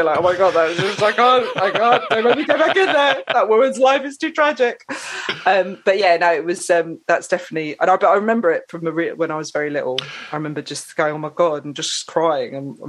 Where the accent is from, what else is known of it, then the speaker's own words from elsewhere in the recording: Saffron Walden, East of England, United Kingdom; I grew up in Essex. Okay. I grew up in Saffron Walden. And I grew up in a household which was very mixed musically.